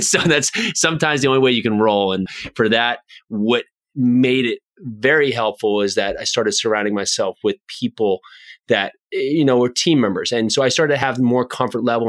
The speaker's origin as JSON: {"language": "English", "region": "New Jersey", "country": "United States", "tie": "born or raised there", "said": "friends I grew up with here in New Jersey"}